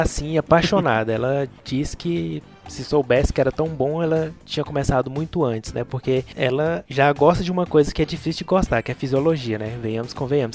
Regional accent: Goiânia, Goiás, Brazil; eu sou de Goiânia. Sou de Goiânia

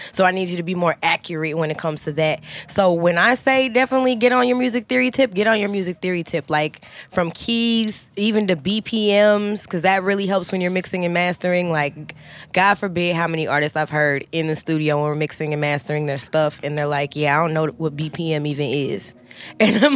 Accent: St. Peters, Missouri, United States; also born or lived in North St. Louis; born and raised North City church life. Like, I'm from St. Peter's

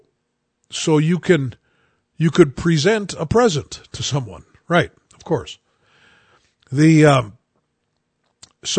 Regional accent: United States; I only know one language. I'm an American

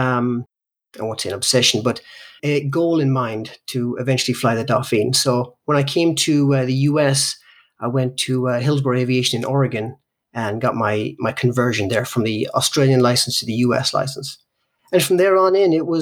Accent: Ireland; I grew up in Ireland, and I grew up in Ireland in basically the 70s and 80s

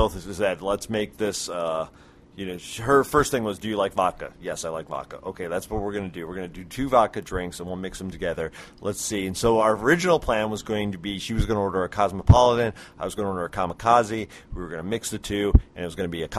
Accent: Phoenix, Arizona, United States; Phoenix. really? So am I.

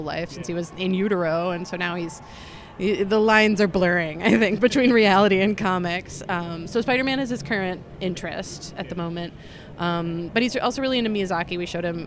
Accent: New York, United States; now in Chicago, United States; I'm from New York originally

